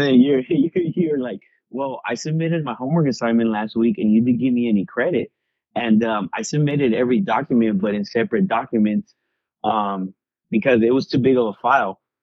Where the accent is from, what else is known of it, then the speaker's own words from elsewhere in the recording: Long Beach, California, United States; I was born in 1989 in Long Beach